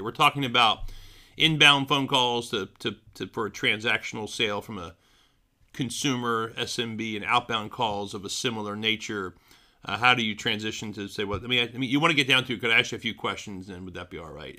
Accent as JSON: {"language": "English", "town": "Philadelphia", "region": "Pennsylvania", "country": "United States", "tie": "born or raised there", "moved": "yes", "said": "my hometown, City of Brotherly Love"}